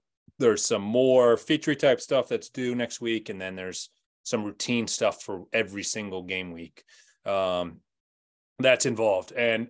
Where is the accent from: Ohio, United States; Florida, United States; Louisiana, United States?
Ohio, United States; Cleveland; now in Cincinnati, United States; I'm from Cleveland, so I'm a Guardians fan